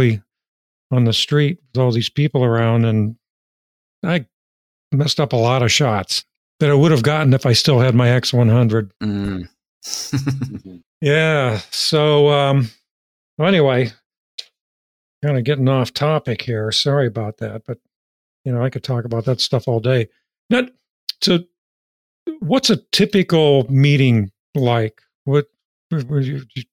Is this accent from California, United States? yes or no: no; Cleveland, Ohio, United States; moved away; I'm from Cleveland, Ohio, originally